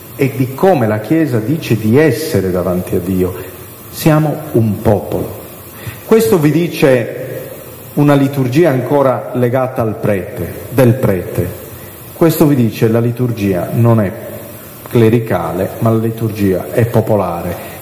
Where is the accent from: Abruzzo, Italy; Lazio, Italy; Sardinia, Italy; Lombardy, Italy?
Sardinia, Italy; io vengo dalla Sardegna, non so se si è capito dall'accento